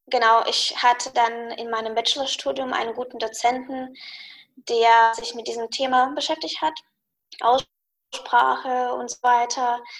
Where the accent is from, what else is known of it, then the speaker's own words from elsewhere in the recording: Russia; German is a second language; nee, ich habe natürlich einen Akzent.